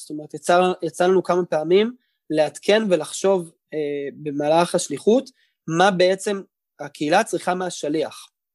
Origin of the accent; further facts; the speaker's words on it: Tel Aviv, Tel Aviv District, Israel; also born or lived in Howard County, Maryland, United States; גדלתי בשדרות חן בתל אביב, על כיכר רבין